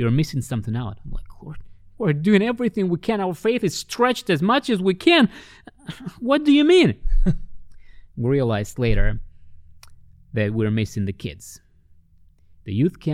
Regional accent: Russia; when I was growing up in the Soviet Union, as a kid

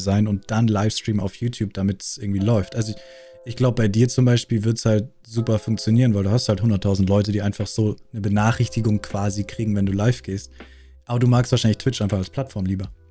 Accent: Bavaria, Germany; accent: Bavarian; ich bin aus Bayern

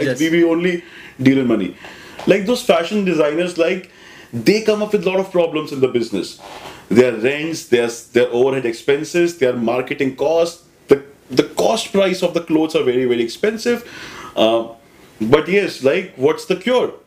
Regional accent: Delhi, India; I'm a regular Delhi guy, born and brought up in Delhi

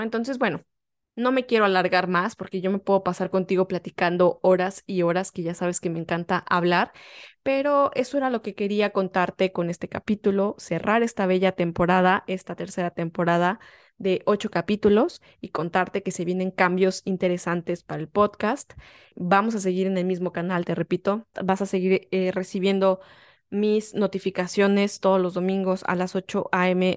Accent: Mexico; moved away; soy una mexicana que está viviendo en el extranjero

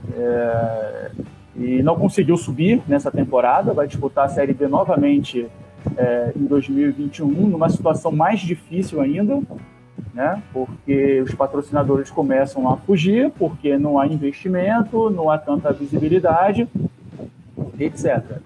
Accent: Barbacena, Minas Gerais, Brazil; Quando eu era criança pequena lá em Barbacena, lá nos anos de 1980

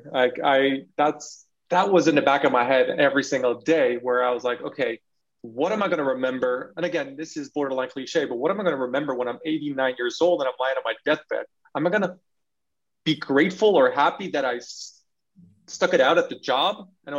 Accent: California, United States; also born or lived in Belgium; I'm a brown person growing up in California and in Belgium.

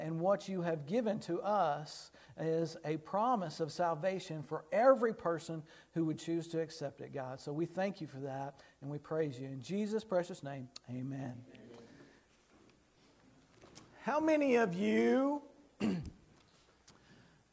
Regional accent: Fort Cobb, Oklahoma, United States; I grew up in Fort Cobb, Oklahoma

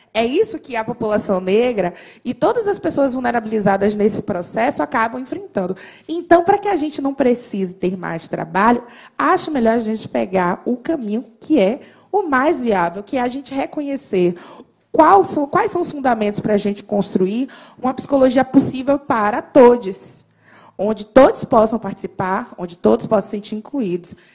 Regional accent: Salvador, Bahia, Brazil; Eu sou soteropolitana, faço muito orgulho disso

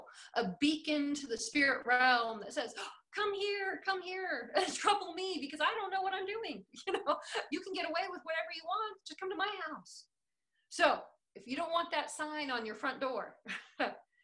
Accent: American Southwest, United States; I'm from the American Southwest

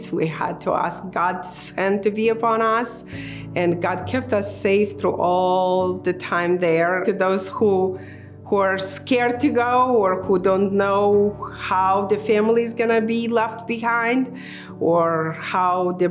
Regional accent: Moldova; now in United States; I was born in Moldova. Uh, at the time I was born, it was Soviet Union.

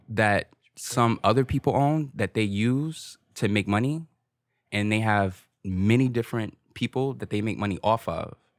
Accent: Newark, New Jersey, United States; growing up in Newark

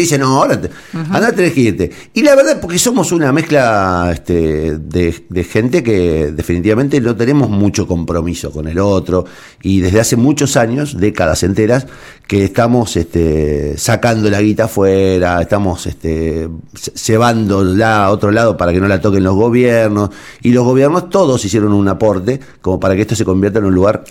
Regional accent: Argentina; ¿Qué somos, digamos, los argentinos?

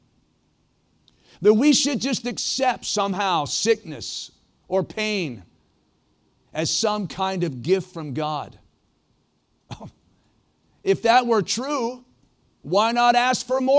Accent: Ohio, United States; moved away as an adult; also born or lived in Prescott, Arizona / Oregon; growing up in Ohio, don't hold it against me, Ohio is a great place to be from.

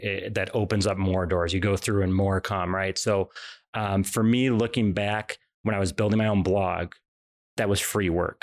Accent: Illinois, United States; I grew up in Illinois

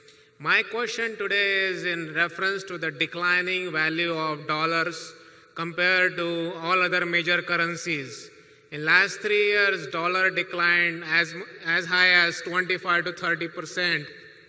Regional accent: Fort Lauderdale, Florida, United States; from Fort Lauderdale, Florida.

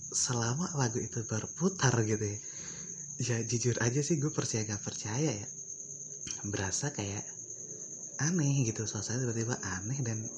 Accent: Sumatra, Indonesia; karena kan karena kan gue dari Sumatera nih jadi gue kalau kayak sama mitos-mitos kayak gitu tuh jujur aja gue rada skeptis ya

